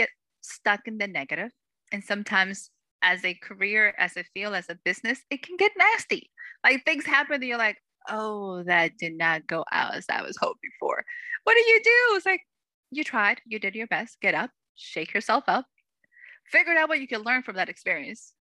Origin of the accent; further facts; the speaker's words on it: Salem, Massachusetts, United States; I was blessed to grow up in a place that was full of history